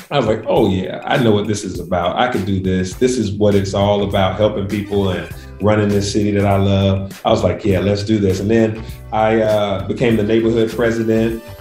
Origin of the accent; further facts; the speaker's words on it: Atlanta, Georgia, United States; growing up in Atlanta